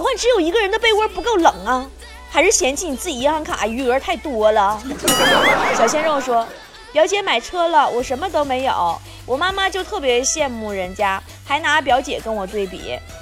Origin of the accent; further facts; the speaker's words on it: China; 我们中国人啊，就这点好